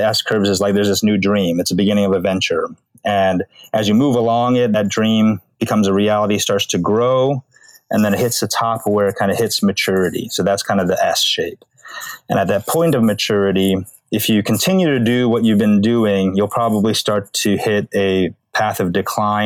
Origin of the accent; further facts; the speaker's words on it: United States; I'm Korean American. My experience in America is largely an immigrant experience. My parents came here